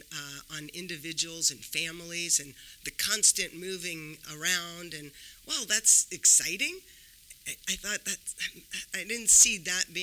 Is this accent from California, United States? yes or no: yes; California, United States; moved away as an adult; also born or lived in Washington, D.C. / Austin, Texas; now in Los Angeles, United States; I thought I'll be here for 2 years, then I'll go back home to California